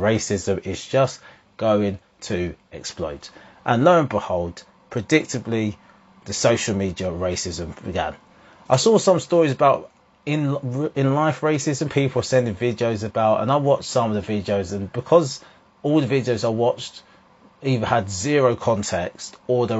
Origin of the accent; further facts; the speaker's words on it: England, United Kingdom; also born or lived in Jamaica (ancestry); I'm Jamaican, in air quotes